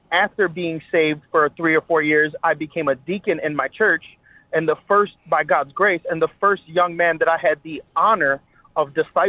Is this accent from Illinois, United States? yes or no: yes; Chicago, Illinois, United States; we're from Chicago, bro.